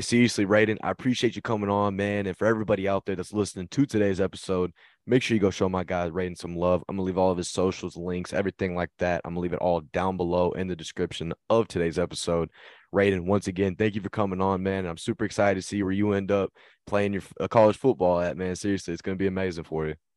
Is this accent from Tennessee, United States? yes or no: no; Texas, United States; I'm from Texas